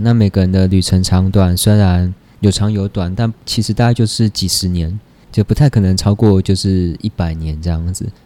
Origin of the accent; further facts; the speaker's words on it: Taipei, Taiwan; also born or lived in Dongshi, Chiayi; 就是我就在台北出生，长大念书这样，因为他们上来台北创业